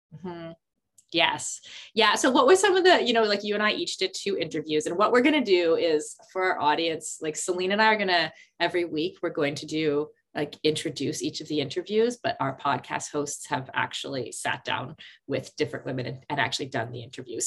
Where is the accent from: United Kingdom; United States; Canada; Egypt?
Canada; as a Canadian kid